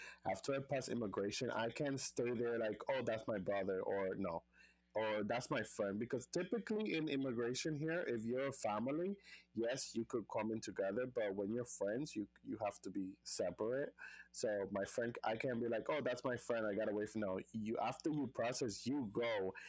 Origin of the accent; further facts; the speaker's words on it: U.S. Virgin Islands; I had issues with immigration before because, you know, I'm from the Virgin Islands and traveling from DR and coming to the United States and blah, blah, blah.